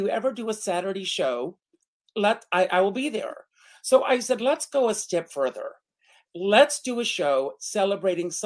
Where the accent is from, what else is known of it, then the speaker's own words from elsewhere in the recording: Conway, South Carolina, United States; growing up in Conway, South Carolina